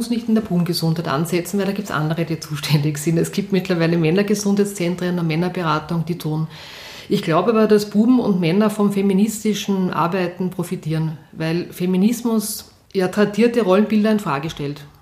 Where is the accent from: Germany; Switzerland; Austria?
Austria; Vienna; ich bin in Wien aufgewachsen, in Atzgersdorf und bin jeden Tag mit der Schnellbahn in den, zum Matzensdorfer Platz gefahren, weil dort war meine Schule.